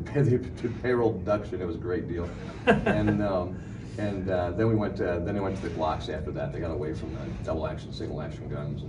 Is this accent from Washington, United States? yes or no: no; Kansas City, Missouri, United States; they figured since I came from Kansas City, I must know something about shooting.